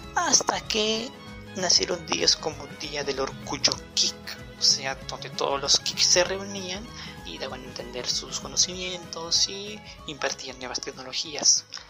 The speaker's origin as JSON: {"language": "Spanish", "country": "Peru", "said": "mi país. En Perú"}